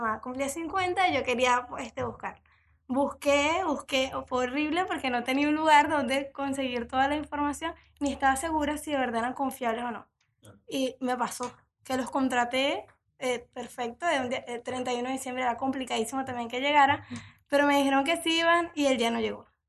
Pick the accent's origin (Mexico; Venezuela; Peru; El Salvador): Venezuela; moved away as an adult; now in Uruguay; soy venezolana, me recibí como economista ya hace unos años y desde octubre estoy aquí en Uruguay